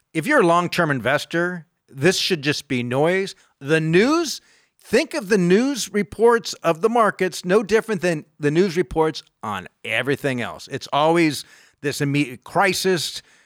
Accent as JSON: {"language": "English", "country": "United States", "tie": "born or raised there", "said": "I grew up in the United. I was born in this country"}